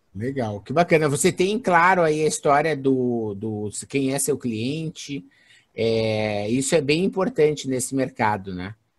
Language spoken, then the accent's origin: Portuguese; Santa Maria, Rio Grande do Sul, Brazil; Não é gaúcho, com certeza, sou de Santa Maria